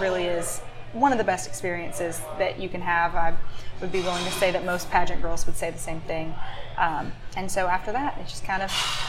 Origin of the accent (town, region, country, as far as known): Prattville, Alabama, United States; born or raised there